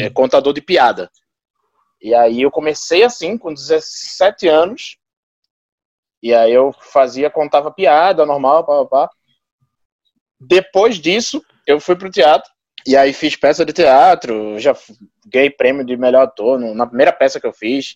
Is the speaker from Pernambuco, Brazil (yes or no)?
yes; Recife, Pernambuco, Brazil; nas primeiras vezes que eu saí de Recife